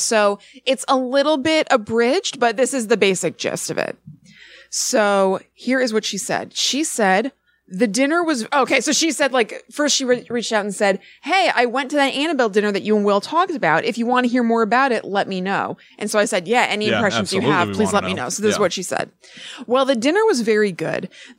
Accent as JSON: {"language": "English", "region": "Connecticut", "country": "United States", "tie": "born or raised there", "said": "Like you, I'm from Connecticut, and I grew up with them as a hometown phenomenon."}